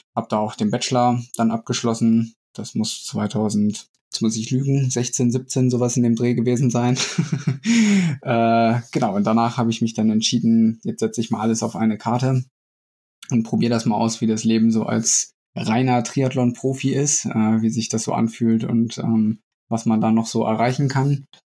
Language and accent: German; Lehrte, Lower Saxony, Germany; moved away as an adult; also born or lived in Hildesheim / Saarbrücken; ansonsten komme ich aus Niedersachsen, bin in Hildesheim geboren, Lehrte aufgewachsen